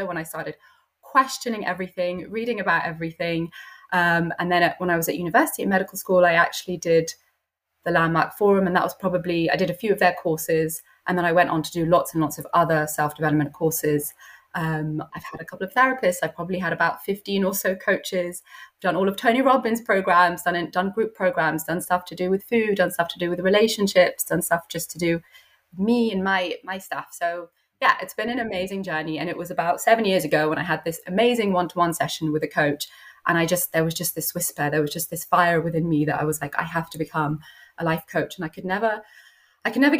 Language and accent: English; London, United Kingdom; So I'm from London. I was kind of born and bred here.